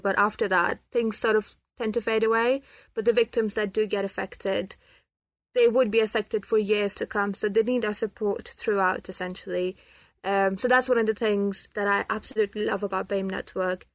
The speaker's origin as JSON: {"language": "English", "country": "Pakistan", "moved": "yes", "lives_now": "United Kingdom", "said": "I'm from Pakistan and I'm a Muslim"}